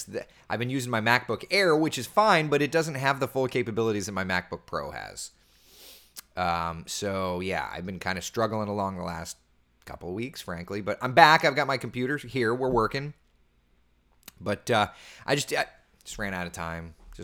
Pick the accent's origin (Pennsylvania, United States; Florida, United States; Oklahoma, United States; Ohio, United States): Florida, United States; Jason, I was born and raised in Florida, and I don't even wear a jacket until it's 25 degrees or colder but I'll dress the kids warm.